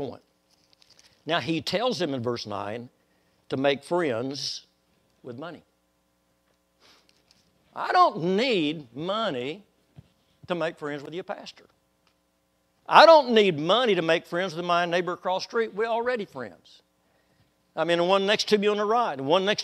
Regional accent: Waco, Texas, United States; when I was a little boy, about 5 years old, Waco, Texas

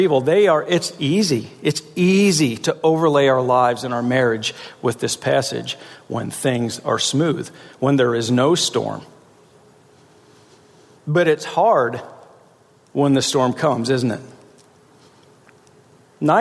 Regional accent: South Central Pennsylvania, United States; I'm from South Central Pennsylvania

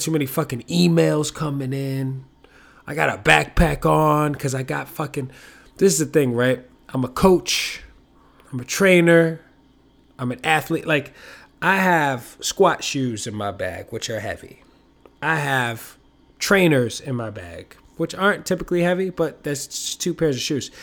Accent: New York, United States; I'm a New Yorker

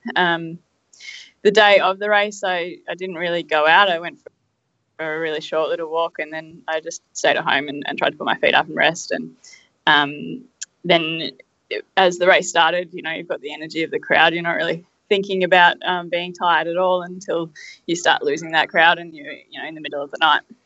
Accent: Australia; I come from Australia. I live at the base of the Dandenong Ranges

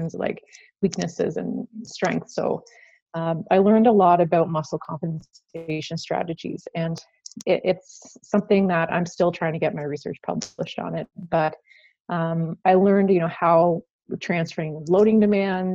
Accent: Prince Edward Island, Canada; moved away as an adult; also born or lived in Alberta; I came from Prince Edward Island, which is a small island in Canada.

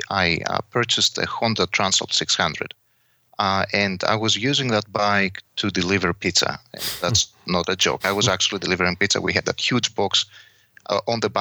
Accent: Kavala, Eastern Macedonia and Thrace, Greece; English is a second language; moved away as an adult; also born or lived in Netherlands; now in Temecula, United States; I was born in Kavala, Greece.

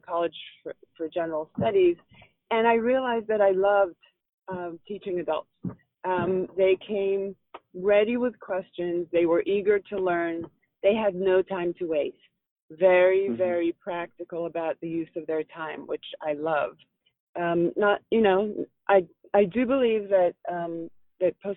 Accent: Philadelphia, Pennsylvania, United States; my hometown of Philadelphia

